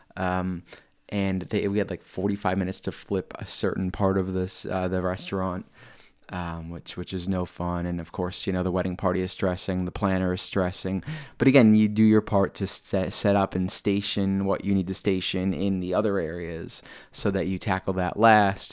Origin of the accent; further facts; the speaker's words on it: State College, Pennsylvania, United States; I'm from State College, Pennsylvania, which is about four and a half hours away